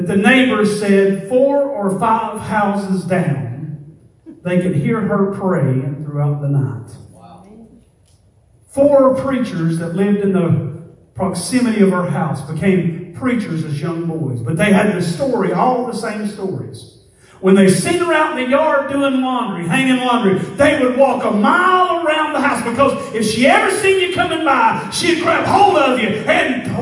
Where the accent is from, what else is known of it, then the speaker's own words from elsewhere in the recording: East Tennessee, United States; I'm from East Tennessee